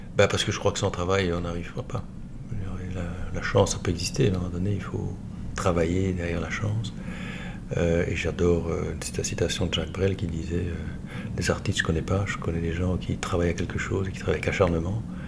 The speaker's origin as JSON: {"language": "French", "town": "Liège", "region": "Wallonia", "country": "Belgium", "tie": "born or raised there", "said": "je suis né à Liège, j'ai vécu à Liège, centre-ville, dans le carré, euh, jusqu'à 18 ans"}